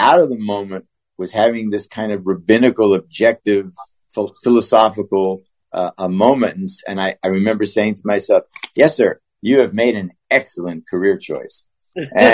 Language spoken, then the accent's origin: English; Pittsburgh, Pennsylvania, United States; moved away; I'm from Pittsburgh